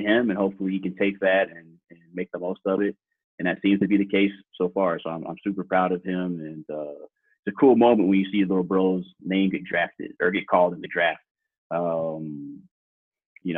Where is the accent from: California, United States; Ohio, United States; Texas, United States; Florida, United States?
Texas, United States; Houston; moved away; we're from Houston